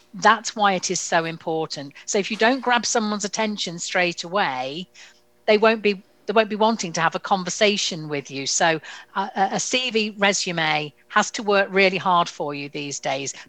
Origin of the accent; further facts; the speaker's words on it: United Kingdom; we use being terribly British and polite about it